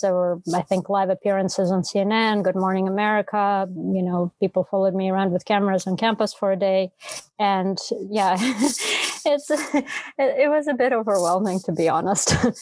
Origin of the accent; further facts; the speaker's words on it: Moscow, Russia; English is a second language; moved away as an adult; also born or lived in Prague, Czech Republic; now in United States; So I was born in Russia in Moscow, and I grew up in Moscow and in Prague.